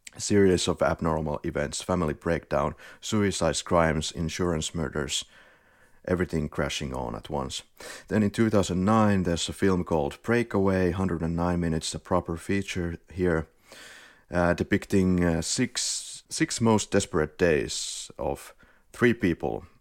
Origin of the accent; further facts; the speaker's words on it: Finland; accent: Finnish rally accent; English is a second language; now in Spain; we're from Finland. I live in Malagötu in Spain